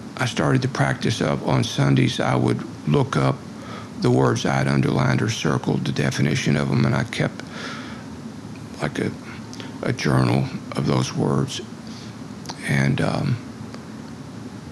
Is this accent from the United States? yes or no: yes; Kentucky, United States; I was born on Thanksgiving Day, November 23rd, 1950, in the midst of the worst blizzard to ever hit Kentucky.